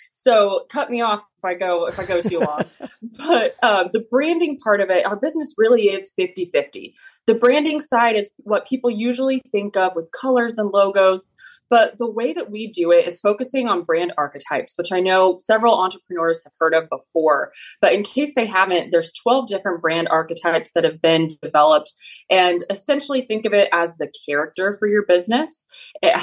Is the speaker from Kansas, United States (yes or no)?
yes; Kansas, United States; moved away as an adult; I am from Kansas. I grew up there from a farming family, multi-generational 4-H'ers